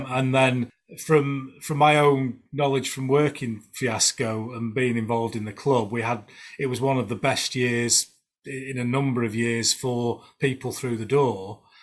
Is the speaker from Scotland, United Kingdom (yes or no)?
no; Pudsey, Yorkshire and the Humber, United Kingdom; accent: Yorkshire; I'm from Pudsey